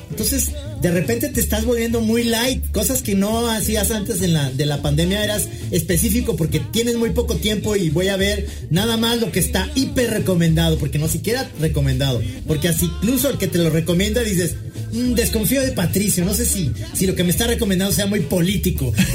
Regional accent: Mexico

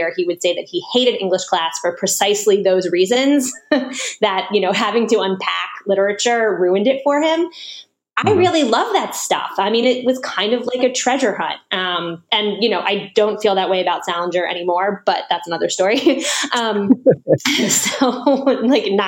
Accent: Washington, District of Columbia, United States; also born or lived in New York City; I grew up in Washington, D.C.

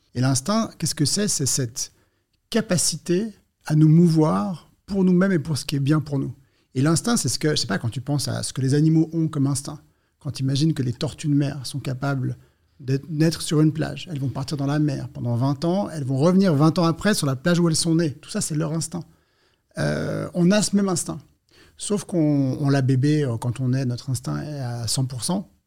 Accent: Switzerland; Je suis suisse

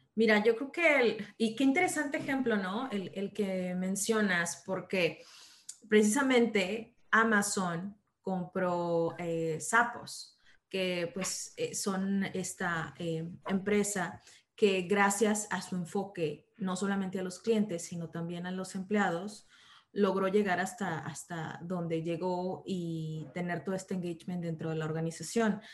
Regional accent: Monterrey, Nuevo León, Mexico; moved away as an adult; now in Canada; soy una regia de Monterrey, México, y ahorita estoy viviendo en Canadá

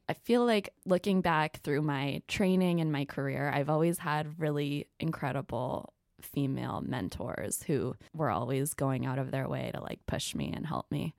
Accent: Ketchum, Idaho, United States; I am from Ketchum, Idaho. It's where the Sun Valley Ski Resort is. Really small town

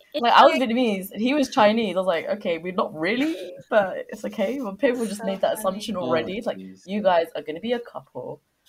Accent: London, United Kingdom; Yeah, I'm from London, etc.

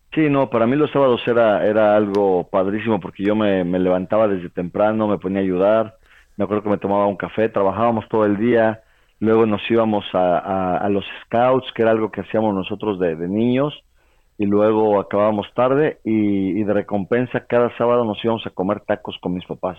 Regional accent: Toluca, State of Mexico, Mexico; moved away as an adult; also born or lived in Puebla / France; me fui, me de Toluca a vivir a Puebla

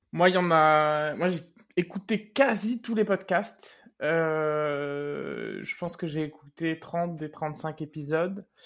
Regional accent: Réunion; moved away as an adult; je suis parti maintenant il y a 15 ans et j'ai pu aussi euh, euh, construire des amitiés très fortes, euh, mmh des réunionnais notamment, qui sont restés dans ma vie depuis la réunion

